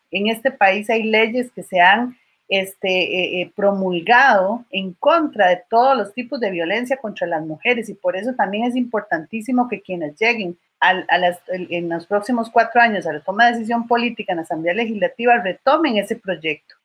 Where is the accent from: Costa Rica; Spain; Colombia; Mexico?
Costa Rica; como costarricenses